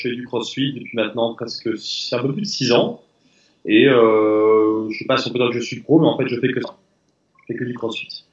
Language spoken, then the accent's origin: French; France; on est français.